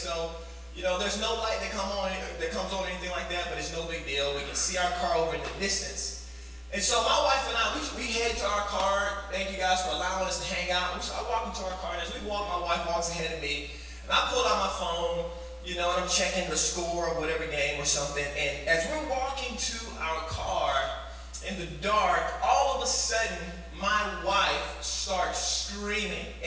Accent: Arlington, Texas, United States; My wife and I, we're from Arlington, Texas

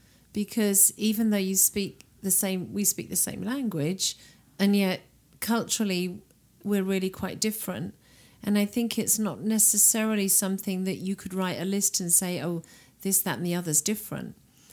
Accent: United Kingdom; moved away as an adult; also born or lived in Redding, California; now in Windsor, United Kingdom; I have no need to become an American citizen. I'm British.

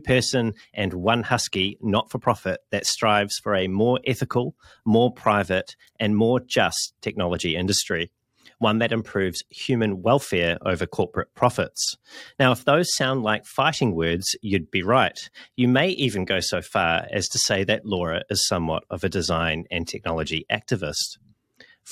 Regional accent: New Zealand; my home country of New Zealand

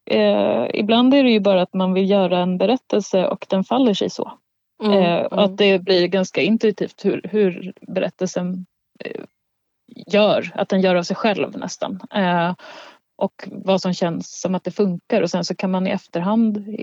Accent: Gotland, Sweden; sen så handlar det också om min uppväxt på Gotland så det är någon slags blandning.

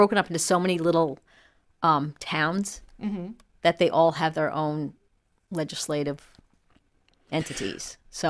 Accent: Long Island, New York, United States; now in Raleigh, United States; I'm from Long Island.

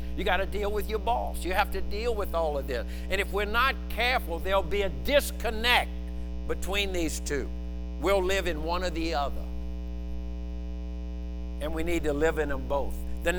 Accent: Louisiana, United States; I'm Cajun.

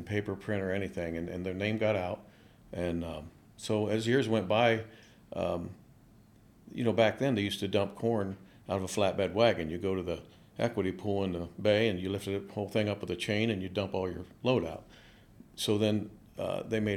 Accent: Fort Recovery, Ohio, United States; Fort Recovery.

